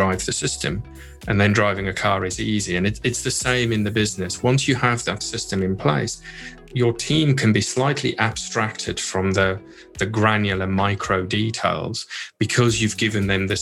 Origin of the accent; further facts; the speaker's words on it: South Africa; moved away; I grew up in South Africa